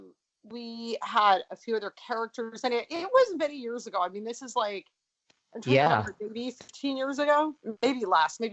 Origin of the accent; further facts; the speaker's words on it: Los Angeles, California, United States; moved away as an adult; also born or lived in London, United Kingdom / Paris, France / Milan, Italy; now in New York, United States; I was born and raised